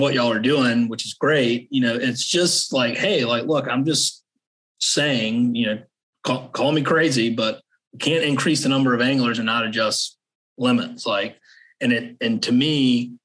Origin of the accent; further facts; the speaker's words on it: Savannah, Georgia, United States; also born or lived in Wyoming; now in Charleston, United States; I grew up in Savannah